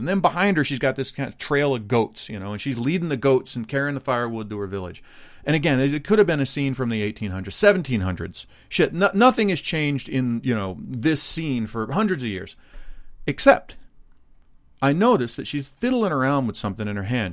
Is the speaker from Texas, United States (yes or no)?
yes; Dallas, Texas, United States; moved away; born and raised right outside of Dallas, Texas